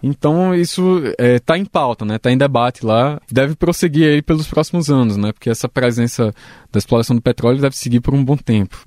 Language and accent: Portuguese; Northeast Region, Brazil; nasci no Nordeste